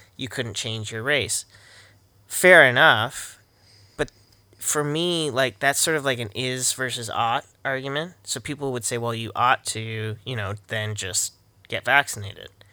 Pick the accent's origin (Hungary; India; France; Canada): Canada